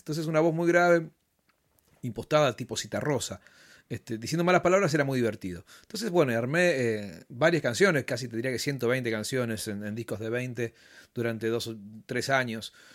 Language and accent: Spanish; Bahía Blanca, Buenos Aires Province, Argentina; moved away as an adult; now in Buenos Aires, Argentina; Yo nací acá, nací en Balcarce al 200